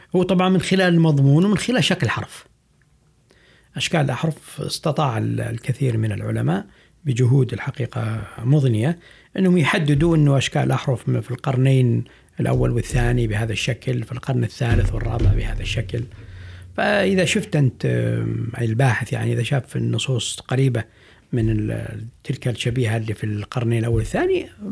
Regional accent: Saudi Arabia; عندنا في السعودية

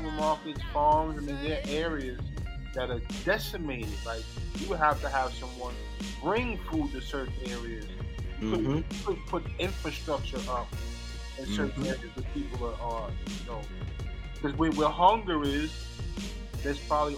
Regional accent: New York, United States; we're both from New York

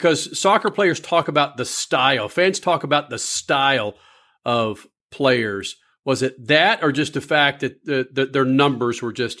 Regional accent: Texas, United States; I'm from Texas.

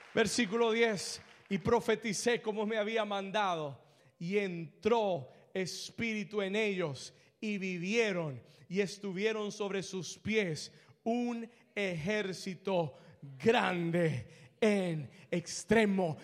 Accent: Colombia; Yo soy colombiano

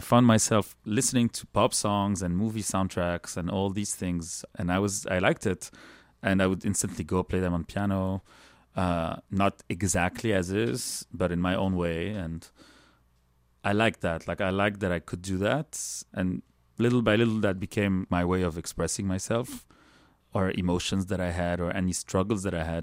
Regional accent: Lebanon; English is a second language; moved away as an adult; now in Canada; I feel like I'm as much a Canadian today that I am a Lebanese person

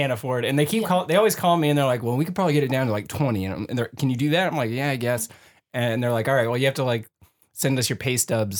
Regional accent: San Jose, California, United States; now in Bellingham, United States; I'm from San Jose, which is right by San Francisco.

